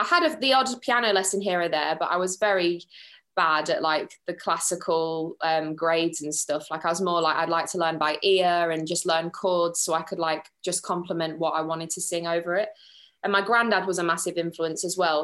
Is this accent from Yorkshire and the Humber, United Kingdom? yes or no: yes; Grimsby, Yorkshire and the Humber, United Kingdom; I'm from Grimsby